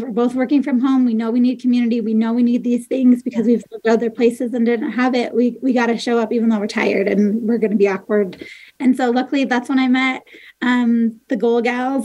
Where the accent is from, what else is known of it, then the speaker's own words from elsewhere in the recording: Michigan, United States; moved away as an adult; also born or lived in Nebraska / Iowa; now in Ogden, United States; We, we, grew up in Michigan.